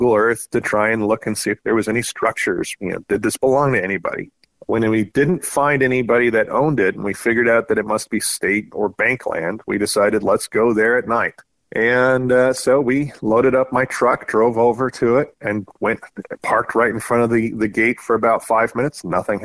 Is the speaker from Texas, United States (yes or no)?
no; Southern California, United States; moved away as an adult; now in Spokane, United States; I grew up in Southern California, got out of there as soon as Uncle Sam would pay the bills when I joined the Navy